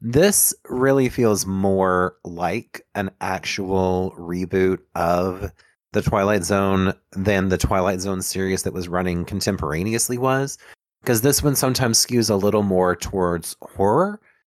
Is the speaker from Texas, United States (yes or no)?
no; Louisiana, United States; I think what we're revealing is that we're all from Louisiana.